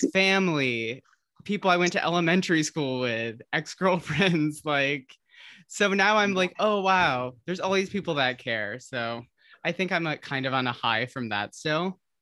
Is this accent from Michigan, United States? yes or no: yes; Holland and Grand Rapids, West Michigan, United States; moved away as an adult; I was born in Grand Rapids, but I grew up in Holland until I think I was in like second or third grade and lived between Holland and Grand Rapids for basically until I moved